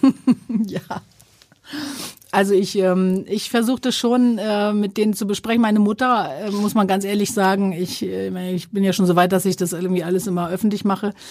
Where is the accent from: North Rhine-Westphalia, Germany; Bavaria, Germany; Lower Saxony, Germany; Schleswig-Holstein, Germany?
Schleswig-Holstein, Germany; Sylt; moved away; das ist so der Strandübergang meiner Kindheit